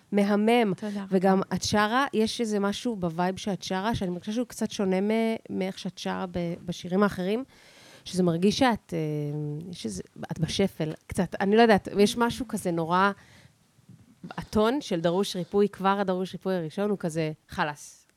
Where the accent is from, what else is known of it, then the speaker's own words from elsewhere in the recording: Central District, Israel; אני סתם מהמרכז